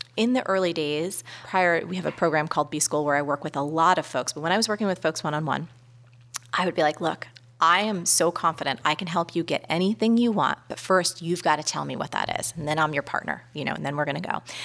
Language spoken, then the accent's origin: English; New York City, New York, United States; as a New Yorker